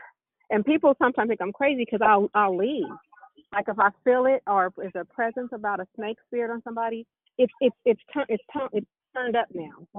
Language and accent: English; Richmond, United States; I'm Richmond, but you got that other side. I'm from Central, cuz.